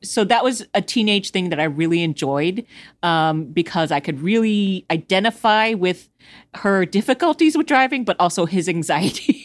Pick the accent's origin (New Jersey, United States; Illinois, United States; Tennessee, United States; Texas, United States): Texas, United States; Houston; I'm from Houston, so I'm on the, uh, east, sort of e-, southeast side